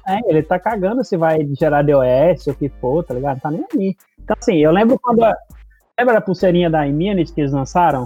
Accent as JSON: {"language": "Portuguese", "country": "Brazil", "moved": "as an adult", "said": "eu saí do Brasil sem falar inglês"}